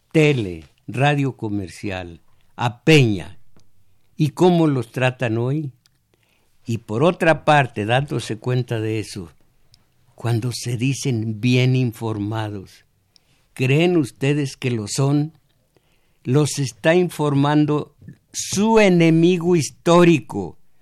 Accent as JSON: {"language": "Spanish", "country": "Mexico", "said": "soy cascán de origen, según por mi abuela, eh, del Cerro del Mixtón, conozco mi historia, soy mexicano"}